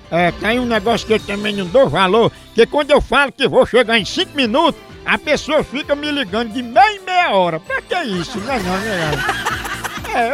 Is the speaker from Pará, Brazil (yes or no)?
no; Caucaia, Ceará, Brazil; now in Switzerland; brasileira. Sou natural de Calcaia e moro aqui na Suíça.